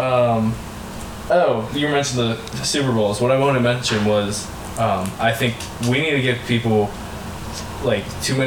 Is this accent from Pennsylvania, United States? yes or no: yes; Pittsburgh, Pennsylvania, United States; growing up in Pittsburgh my whole life